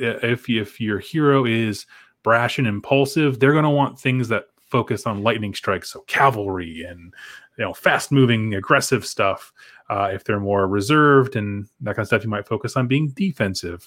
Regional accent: United States; I'm from America

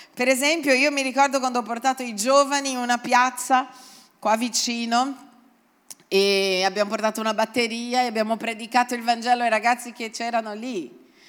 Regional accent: Brazil; now in Italy; io vengo dal Brasile e in Brasile non c'è la Pasquetta

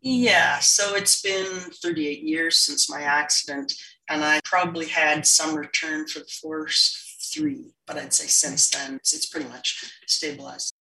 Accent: Montney, British Columbia, Canada; I grew up in Montney, BC, which is a small, small farming community outside of Fort St. John, BC

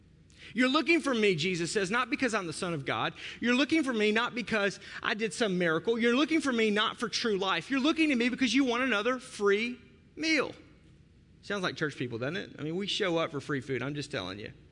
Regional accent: Arkansas, United States; now in Milwaukee, United States; I'm from Arkansas

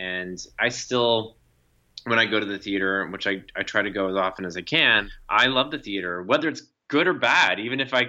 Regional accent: Texas, United States; moved away as an adult; now in New York, United States; I grew up in a small town in Texas, and in my hometown, I was sort of this odd little boy who just wanted to sing and dance.

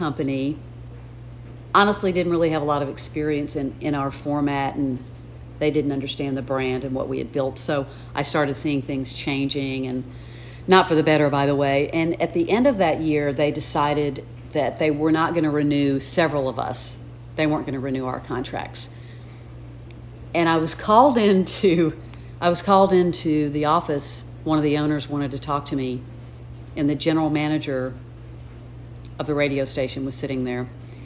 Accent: Alabama, United States; also born or lived in New York; now in Nashville, United States; I'm from the South, you know, I grew up in Alabama

